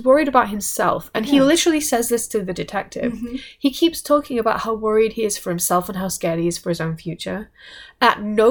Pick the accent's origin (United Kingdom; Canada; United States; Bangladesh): United Kingdom; England; I'm English